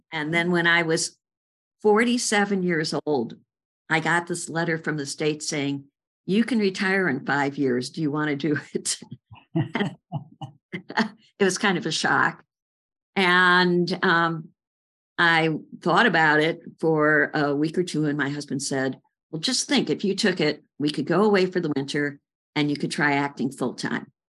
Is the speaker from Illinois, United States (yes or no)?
yes; Chicago, Illinois, United States; in Chicago on the north side, various places on the north side